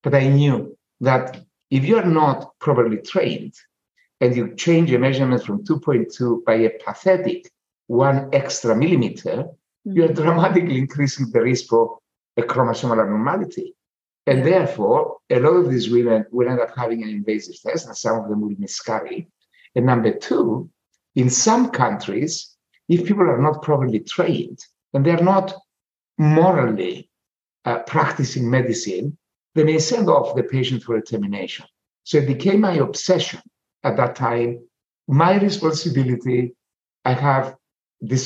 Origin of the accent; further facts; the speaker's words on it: Cyprus; I'm a peasant from Cyprus. I'm a proud peasant from Cyprus